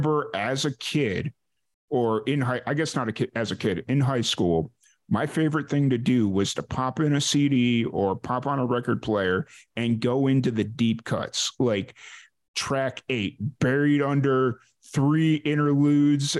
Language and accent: English; Chicago, Illinois, United States; growing up in South Chicago